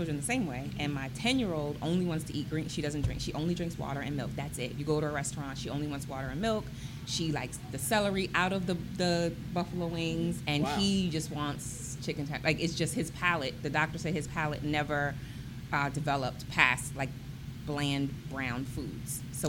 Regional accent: New York, United States; now in Harford County, United States; I'm from New York, so we don't have farms where I live.

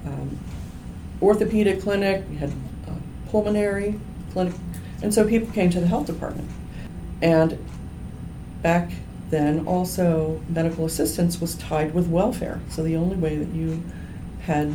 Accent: Harford County, Maryland, United States; I grew up here in Harford County, and so some of the moms I went to high school with at Edgewood

